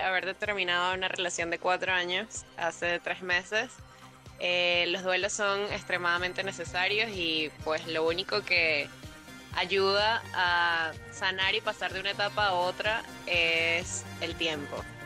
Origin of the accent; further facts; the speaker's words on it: Caracas, Capital District, Venezuela; soy de Caracas, Venezuela